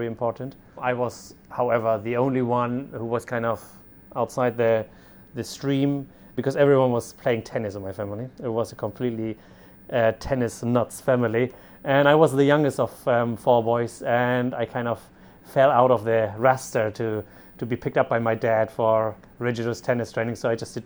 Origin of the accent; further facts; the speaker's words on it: Germany; moved away as an adult; I'm originally from Germany